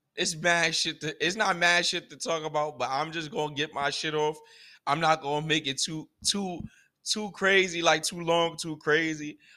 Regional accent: United States; as a American that, a black American, a African American

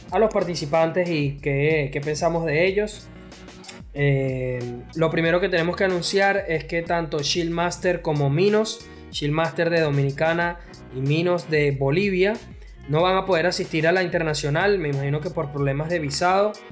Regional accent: Spain; yo soy de España

